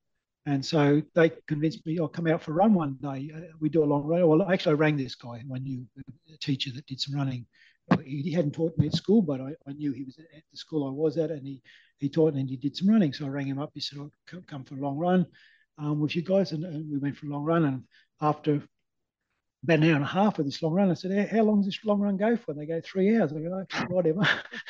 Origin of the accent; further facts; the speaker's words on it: Canberra, Australian Capital Territory, Australia; born there; Yeah, I was born in 1961 in Canberra, actually.